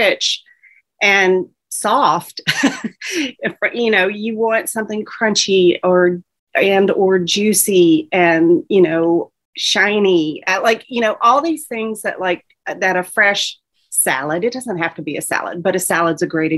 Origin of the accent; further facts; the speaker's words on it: the South, United States; accent: Southern; I'm from the South, you can probably tell by my accent